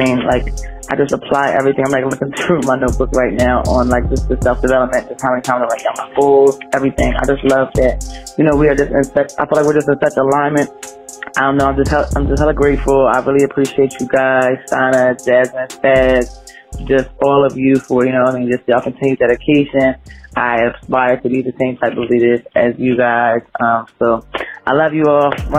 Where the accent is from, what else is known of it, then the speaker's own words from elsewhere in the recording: New Jersey, United States; now in Philadelphia, United States; I'm from Jersey, but currently live in Philadelphia.